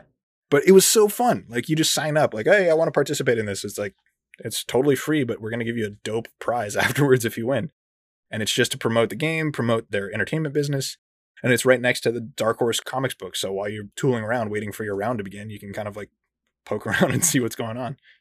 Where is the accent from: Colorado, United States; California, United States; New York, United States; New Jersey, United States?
Colorado, United States; my hometown in Colorado.